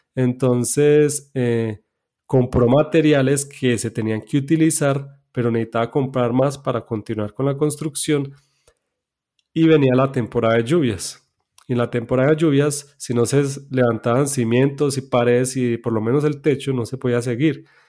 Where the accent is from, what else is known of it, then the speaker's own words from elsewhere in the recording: Medellín, Antioquia, Colombia; yo nací en Medellín, en Colombia. Soy hijo de padres adventistas. Eh, allí me crié